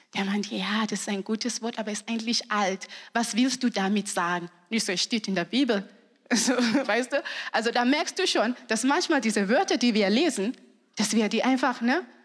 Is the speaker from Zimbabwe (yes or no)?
yes; Zimbabwe; German is a second language; moved away as an adult; now in Germany; Ich komme aus Zimbabwe